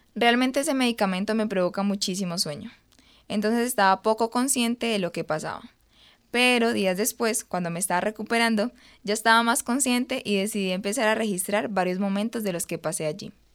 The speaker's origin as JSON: {"language": "Spanish", "town": "Pitalito", "region": "Huila", "country": "Colombia", "moved": "yes", "lives_now": "Medellín, Colombia", "said": "actualmente vivo en Medellín pero soy de Pitalito, un municipio del Huila."}